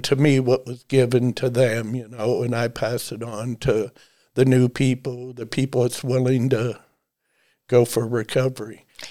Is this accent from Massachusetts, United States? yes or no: no; Dennison, Ohio, United States; I was born and raised in Denison, Ohio